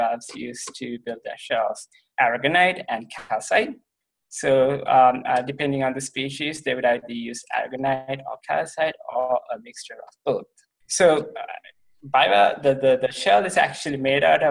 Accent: Sri Lanka; moved away as an adult; also born or lived in Ohio, United States; now in Columbia, Missouri, United States; I'm from Sri Lanka, which is a very beautiful country just to the south of India

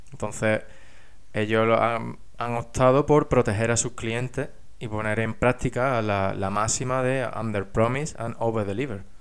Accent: Spain; moved away as an adult; now in England; yo estudié ingeniería industrial, que me fui de España a trabajar a Inglaterra

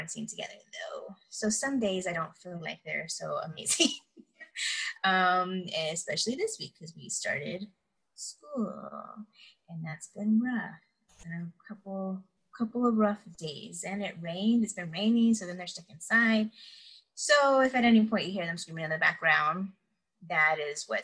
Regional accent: San Antonio, Texas, United States; also born or lived in Houston, Texas / Atlanta, Georgia; now in Austin, United States; I was actually born in Houston, but raised in San Antonio, South Texas

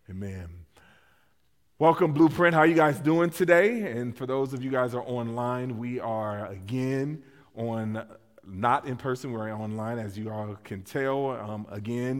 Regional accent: West Coast, United States; moved away; I grew up on the West Coast

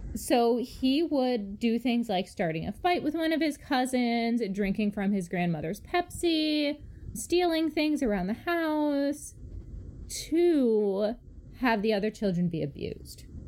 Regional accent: Chicago, Illinois, United States; As a Chicagoan

